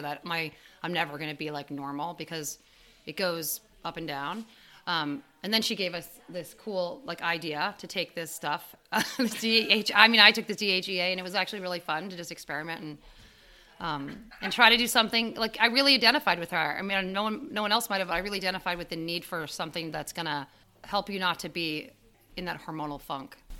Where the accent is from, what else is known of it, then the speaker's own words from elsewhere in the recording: New York, United States; I'm from New York, where there's no there aren't mountains really nearby